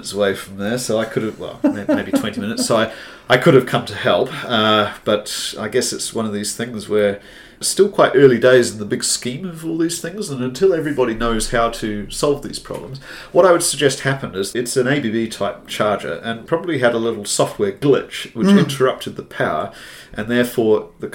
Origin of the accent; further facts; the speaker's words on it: Hamilton, Waikato, New Zealand; I grew up in Hamilton